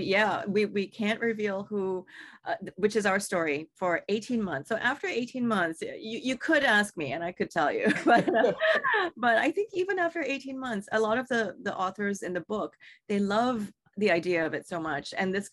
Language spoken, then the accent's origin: English; Singapore; You know, I come from Singapore, a culture of really great food